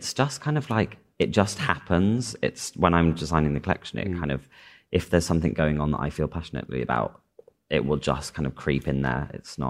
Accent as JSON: {"language": "English", "town": "Chester", "region": "North West England", "country": "United Kingdom", "said": "I'm from Chester."}